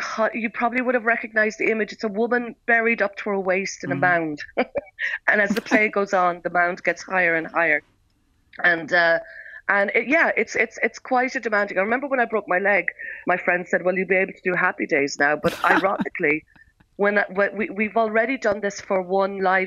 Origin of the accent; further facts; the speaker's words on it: Aherla, Munster, Ireland; I grew up in a very small village called Aherla in County Cork, halfway between Cork City and Macroom.